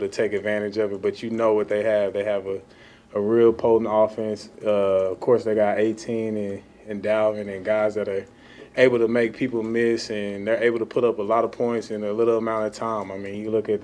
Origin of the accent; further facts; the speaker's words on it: Texas, United States; moved away; I'm from Texas